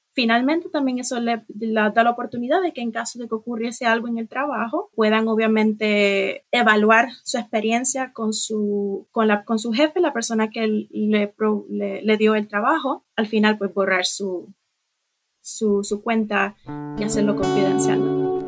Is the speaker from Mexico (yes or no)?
no; Puerto Rico